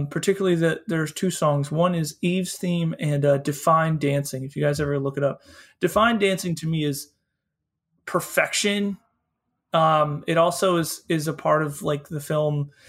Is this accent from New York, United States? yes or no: no; Philadelphia, Pennsylvania, United States; I'm from Philadelphia